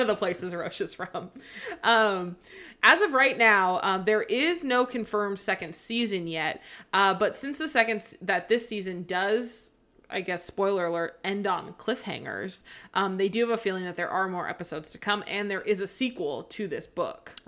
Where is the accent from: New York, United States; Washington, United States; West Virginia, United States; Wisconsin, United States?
Washington, United States; Seattle; I grew up in the Seattle area.